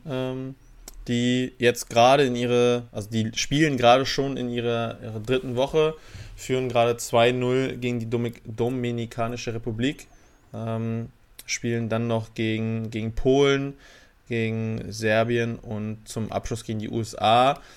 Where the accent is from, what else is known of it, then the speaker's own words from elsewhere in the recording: Germany; wir uns als Deutsche